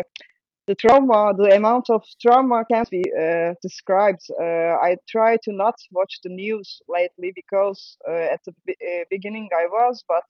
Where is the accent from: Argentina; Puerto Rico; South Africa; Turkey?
Turkey; Istanbul; English is a second language; moved away as an adult; also born or lived in Belgium; now in Antwerp, Belgium; I'm from Istanbul. I'm born in Istanbul in an artist family